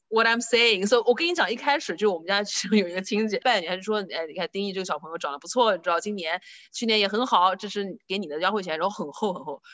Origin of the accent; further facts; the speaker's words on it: northern Jiangsu, China; moved away; 在我们苏北那边，就是放鞭炮是一个特别，特别，特别隆重的一个事情